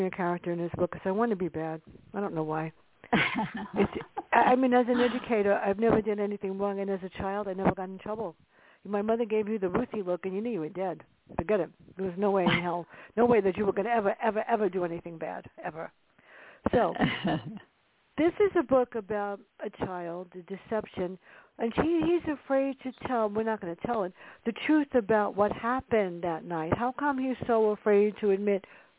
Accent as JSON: {"language": "English", "town": "New York City", "region": "New York", "country": "United States", "tie": "born or raised there", "moved": "yes", "said": "I grew up in the South Bronx"}